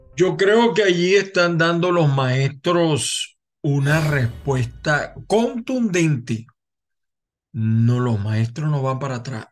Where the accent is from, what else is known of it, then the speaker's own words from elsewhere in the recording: Venezuela; como venezolano